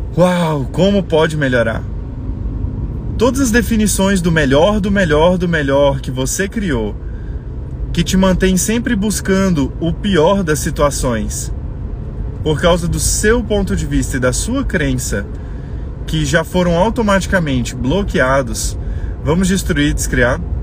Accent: Brazil; nós somos brasileiros

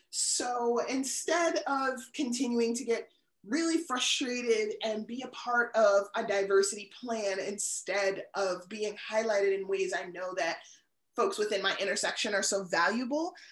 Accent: Honolulu, Hawaii, United States; born there; also born or lived in DMV, United States; now in New Hampshire, United States; I lived in the DMV the longest, so that always has like a piece of my heart. I was born in Honolulu. My father was in the military, so I've lived in like a bunch of states in between.

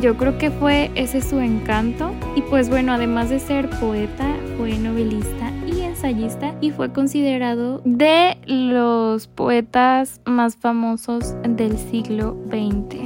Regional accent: Mexico; México, mi país de origen

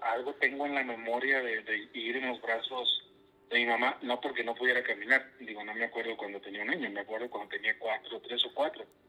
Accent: Castillo, Coahuila, Mexico; yo soy originario de la ciudad de Castillo, Coahuila. Yo nazco ahí

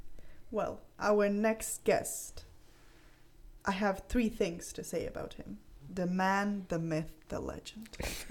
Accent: Croatia; first language Croatian; English is a second language; my Croatian was getting really bad because I'm using English all the time and writing in English.

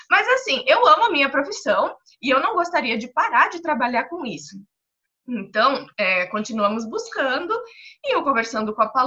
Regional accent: Toledo, Paraná, Brazil; accent: pé vermelho; eu sou de Toledo, no Paraná.

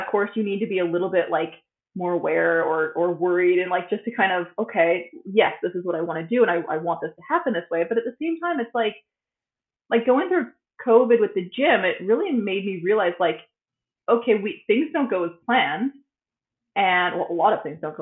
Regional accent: United States; moved away as an adult; now in Sweden; coming from like being American, of course we're not told to be toned down, even though I feel like I'm a toned down American

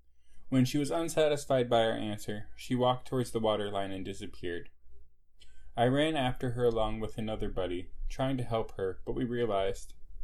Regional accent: Las Vegas, Nevada, United States; born there; I was born in Las Vegas, Nevada.

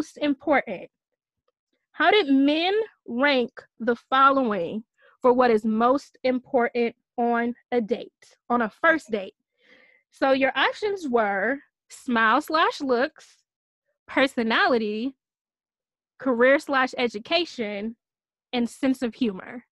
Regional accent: Michigan, United States; I'm from Michigan

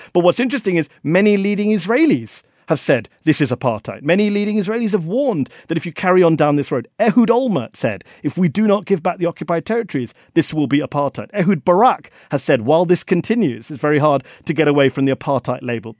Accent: India; I'm from India

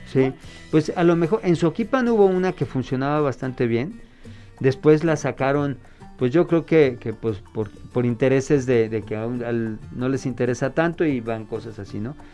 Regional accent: Chihuahua, Mexico; yo soy de Chihuahua

